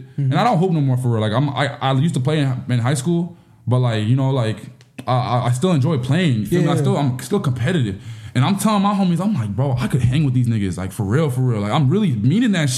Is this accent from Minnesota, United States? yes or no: yes; Minneapolis, Minnesota, United States; also born or lived in Burnsville, Minnesota; I'm a kid from Minneapolis, bro. Like, you know, I say Burnsville, but I'm really from Minneapolis.